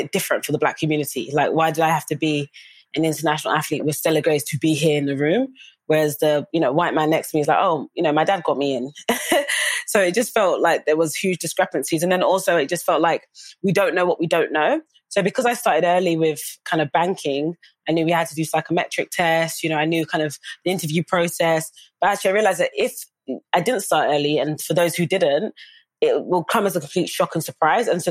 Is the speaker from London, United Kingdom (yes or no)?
yes; London, United Kingdom; also born or lived in Hackney / Dagenham / Nottingham / Florida; now in Essex, United Kingdom; I grew up in East London, which is obviously a very diverse area and community